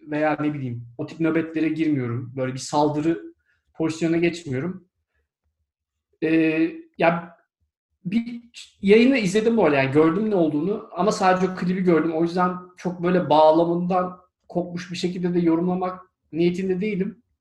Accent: Turkey; İşte ben de Türk'üm dedim.

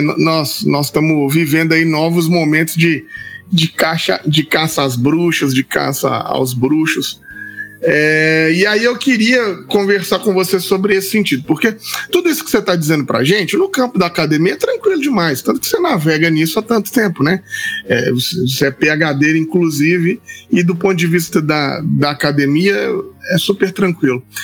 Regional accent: Itabira, Minas Gerais, Brazil; que é lá da minha cidade

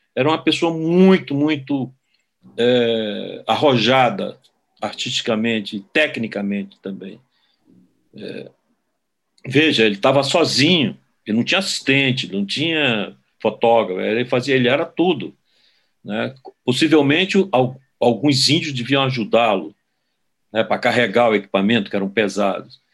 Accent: Manaus, Amazonas, Brazil; moved away; also born or lived in Brasília; minha geração, ela era a última geração é, de amazonenses que mirou fisicamente a decadência desse ciclo econômico.

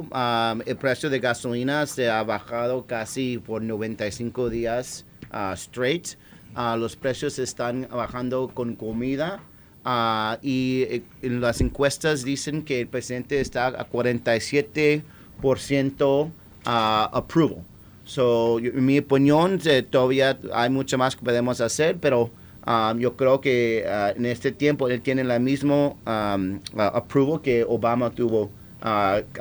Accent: Puerto Rico; nada más lo hicieron aquí porque somos latinos, porque esta isla necesitaba una junta

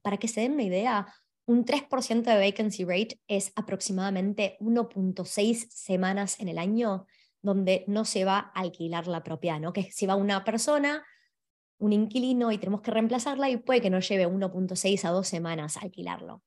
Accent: Argentina; now in Australia; hablo de Argentina, que es de donde vengo

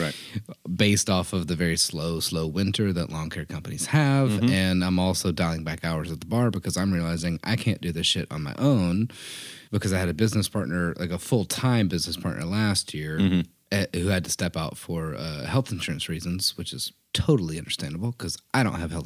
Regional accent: the South, United States; we're all from the South

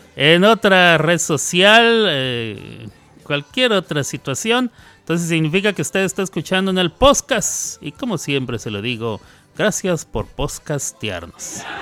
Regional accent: Ciudad Juárez, Chihuahua, Mexico; En Ciudad Juárez, Chihuahua, donde yo crecí

